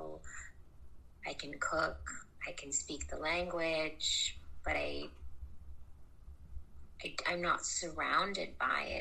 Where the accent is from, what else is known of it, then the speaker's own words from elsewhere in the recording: United States; accent: American; my American accent